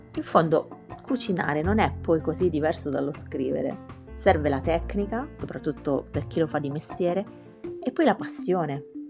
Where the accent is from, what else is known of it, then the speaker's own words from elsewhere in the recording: Apulia, Italy; moved away as an adult; also born or lived in Milan; now in Rome, Italy; tornavo a Roma dalla mia amata Puglia